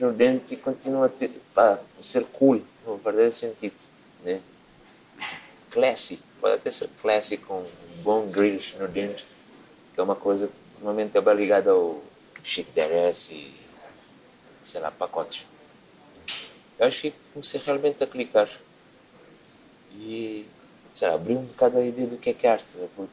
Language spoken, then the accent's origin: Portuguese; Cape Verde; moved away as an adult; now in Portugal; Quando eu vim de Cabo Verde